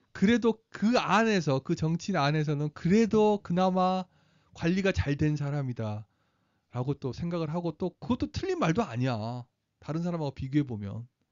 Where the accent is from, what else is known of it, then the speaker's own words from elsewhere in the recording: South Korea; moved away as an adult; now in United States; 어나저 사우트 코리아에서 왔어